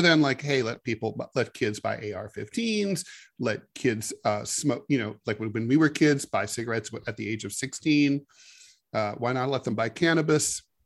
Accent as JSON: {"language": "English", "town": "Dayton", "region": "Ohio", "country": "United States", "tie": "born or raised there", "said": "Frigidaire, which was based in my hometown of Dayton"}